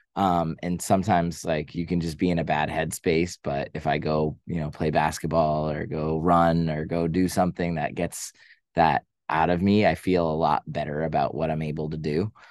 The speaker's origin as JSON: {"language": "English", "town": "Boston", "region": "Massachusetts", "country": "United States", "moved": "yes", "lives_now": "New York City, United States", "said": "I am from Boston."}